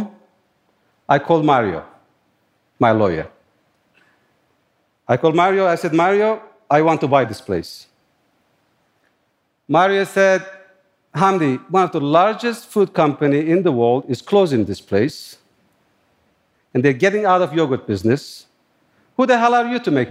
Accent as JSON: {"language": "English", "country": "Turkey", "tie": "born or raised there", "moved": "as an adult", "lives_now": "New York, United States"}